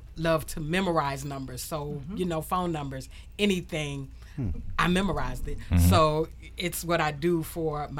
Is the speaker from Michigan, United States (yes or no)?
no; Washington, District of Columbia, United States; growing up in Southeast